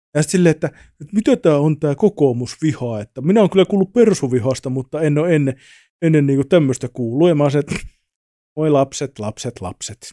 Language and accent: Finnish; Savonia, Finland; moved away; also born or lived in Tampere; mä oon kasvanut siis Savossa pikkukylällä